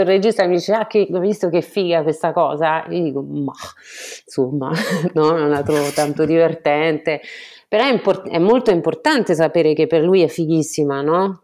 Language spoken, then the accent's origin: Italian; France; Italian is a second language; moved away as an adult; also born or lived in Florence, Italy; now in Italy; sono francese, completamente francese, sono venuta in Italia a Firenze per fare un dottorato di econometria